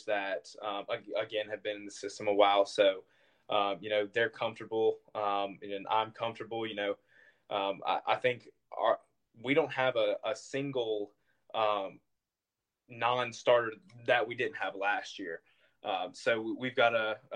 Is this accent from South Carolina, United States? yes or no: yes; South Carolina, United States; playing for my home state, you know, playing for South Carolina